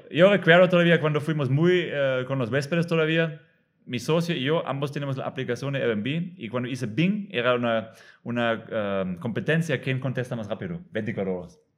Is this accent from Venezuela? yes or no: no; Germany; Spanish is a second language; moved away as an adult; now in Tulum, Mexico; Yo soy alemán, pero no tengo que vivir en Alemania